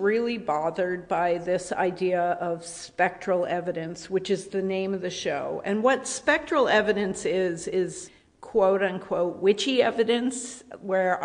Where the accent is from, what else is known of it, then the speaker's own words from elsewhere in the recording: Rhode Island, United States; I grew up in Rhode Island